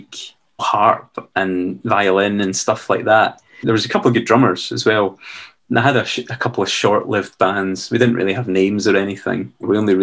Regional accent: Dunblane, Scotland, United Kingdom; I was from Dunblane

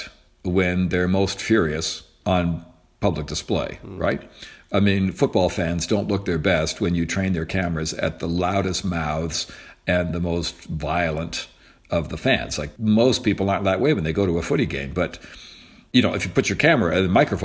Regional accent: Canada; also born or lived in United States; I'm a Canadian

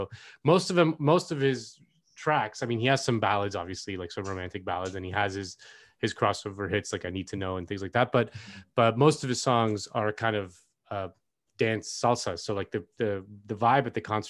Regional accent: Miami, Florida, United States; now in Los Angeles, United States; I come from Miami, which has an incredible nightlife

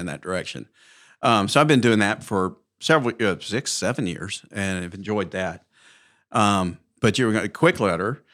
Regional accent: Mountain Brook, Alabama, United States; born and raised in Mountain Brook, graduated high school in nineteen seventy-eight

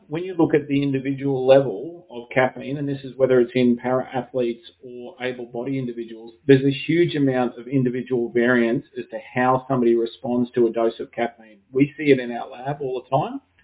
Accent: Brisbane, Queensland, Australia; I'm from Brisbane in Queensland

